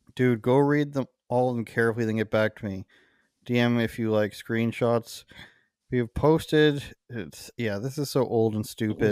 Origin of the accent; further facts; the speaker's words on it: Canada; my experience as a Canadian